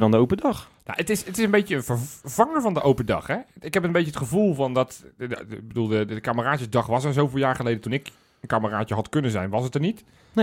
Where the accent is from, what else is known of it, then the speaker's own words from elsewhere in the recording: Zoetermeer, South Holland, Netherlands; Ik kom uit Zoetermeer